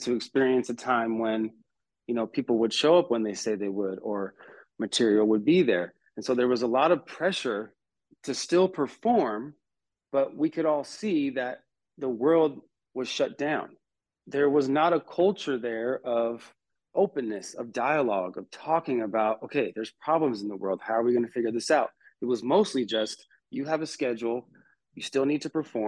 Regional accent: California, United States; moved away as an adult; now in North Carolina, United States; before I moved to North Carolina, I was born and raised in California

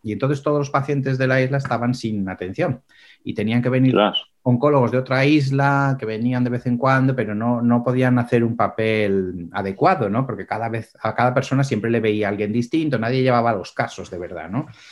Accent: Pamplona, Navarre, Spain; moved away; also born or lived in Seville / Menorca; yo soy de Sevilla, nací en Sevilla, pero crecí en Pamplona, que es una pequeña ciudad al norte de España

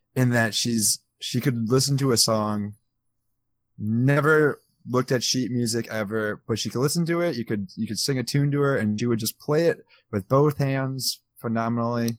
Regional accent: Midwest, United States; I'm from the Midwest

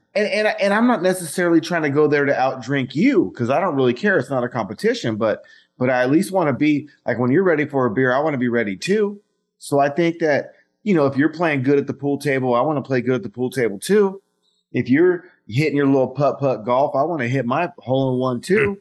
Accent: Fresno, California, United States; I grew up in Fresno

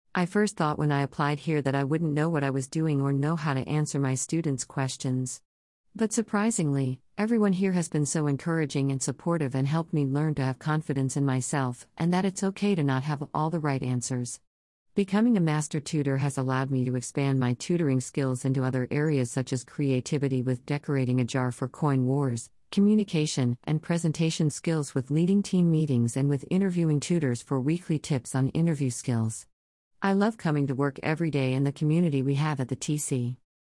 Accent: Houston, Texas, United States; I was born and raised in Houston, Texas

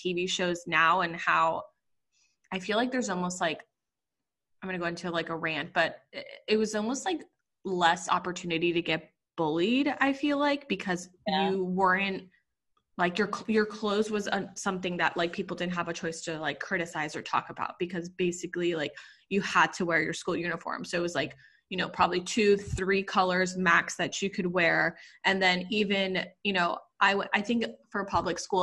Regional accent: Puerto Rico; moved away; also born or lived in New Jersey; I am Puerto Rican. I grew up in Puerto Rico

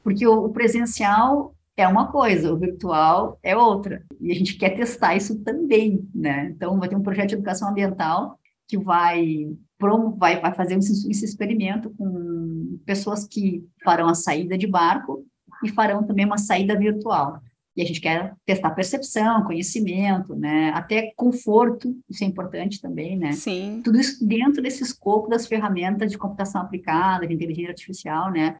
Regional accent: Rio Grande do Sul, Brazil; eu, como boa gaúcha

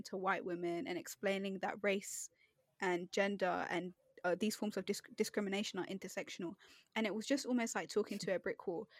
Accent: United Kingdom; first language English; I was born here, raised here, you know, English is basically my first language.

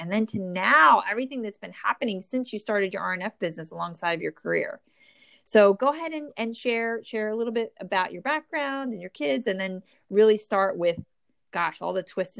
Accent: New Jersey, United States; born or raised there

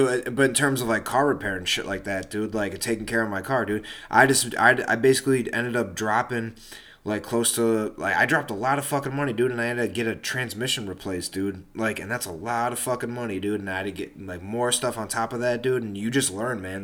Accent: United States; I'm from America.

